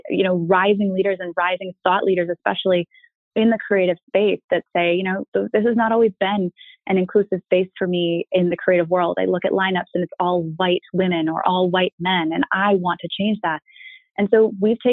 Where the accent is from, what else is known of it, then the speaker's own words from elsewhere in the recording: Annapolis, Maryland, United States; moved away as an adult; now in San Francisco, United States; I'm from Annapolis